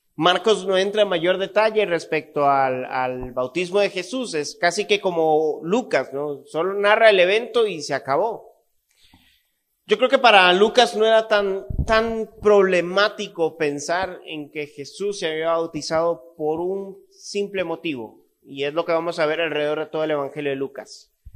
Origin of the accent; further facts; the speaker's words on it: Costa Rica; Yo nací en Costa Rica, viví en Costa Rica toda mi vida